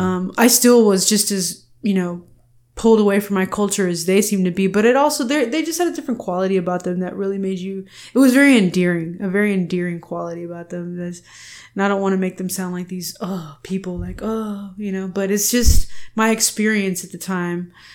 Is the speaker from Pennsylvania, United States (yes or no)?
no; Texas, United States; are you from Texas? I was like, yeah. I was like, I'm Chicana